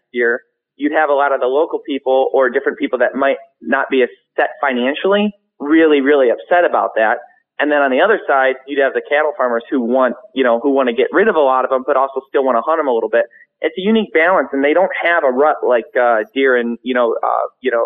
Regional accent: Michigan, United States; we're from Michigan

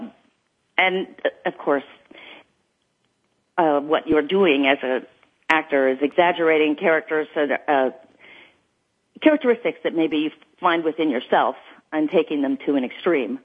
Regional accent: Los Angeles, California, United States; growing up in Los Angeles and being surrounded by the entertainment industry

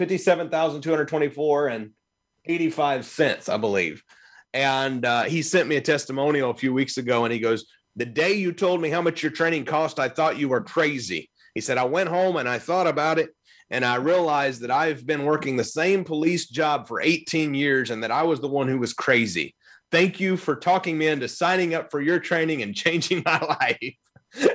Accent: Evansville, Indiana, United States; now in Louisville, United States; in my hometown where I lived for years in Evansville, Indiana, before I moved to Louisville

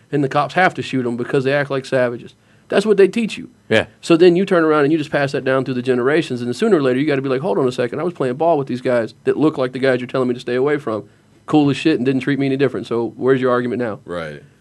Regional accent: the South, United States; talked about this growing up in the South.

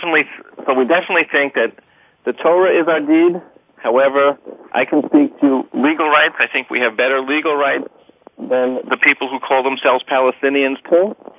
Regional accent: United States; I'm not Israeli yet, I'm still American.

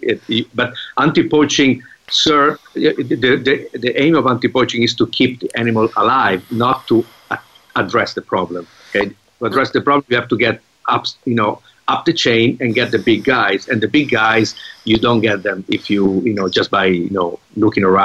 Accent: Italy; I come from Italy.

